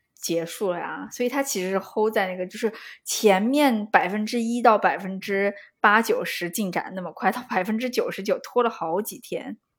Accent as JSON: {"language": "Chinese", "country": "China", "said": "作为我是中国人"}